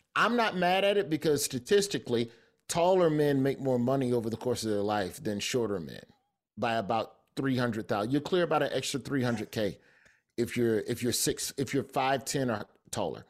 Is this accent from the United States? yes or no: yes; Alabama, United States; I'm from Alabama